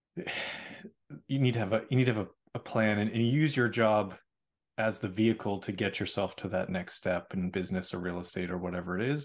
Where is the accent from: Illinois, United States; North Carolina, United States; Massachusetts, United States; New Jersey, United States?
Massachusetts, United States; Boston; moved away; I'm from Boston